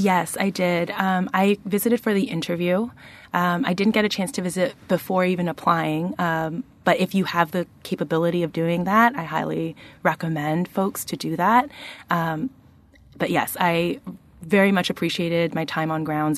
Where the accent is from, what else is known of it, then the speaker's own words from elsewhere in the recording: Toronto, Ontario, Canada; moved away as an adult; now in Charlottesville, United States; I am the daughter of two Asian Peruvian immigrants, and I grew up in Toronto, Canada